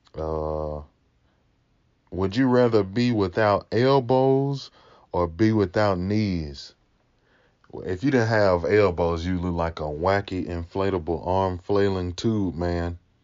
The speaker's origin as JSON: {"language": "English", "region": "Mississippi", "country": "United States", "also_born_or_lived": "California", "accent": "Mississippi", "said": "I got this, you know, real Mississippi accent"}